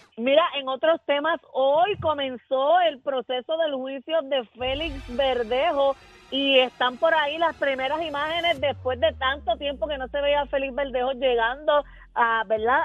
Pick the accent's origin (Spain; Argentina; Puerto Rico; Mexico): Puerto Rico; Salinas; en mi pueblo de Salinas